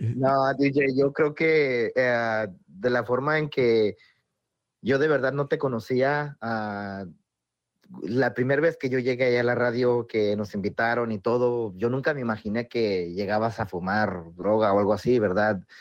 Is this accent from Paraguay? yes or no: no; Oaxaca, Mexico; en Oaxaca hablamos inglés